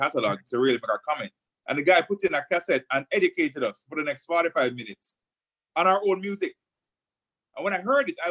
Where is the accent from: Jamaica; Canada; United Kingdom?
Jamaica; as a Jamaican